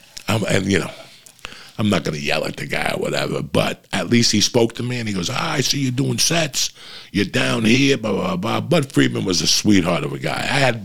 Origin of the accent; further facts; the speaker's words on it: Cuba; But he asked me, where are you from? Are you Italian? I go, no, I'm Cuban.